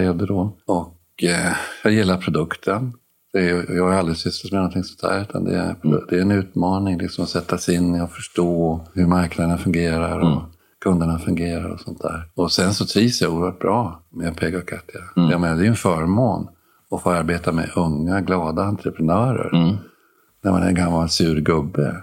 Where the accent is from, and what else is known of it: Sweden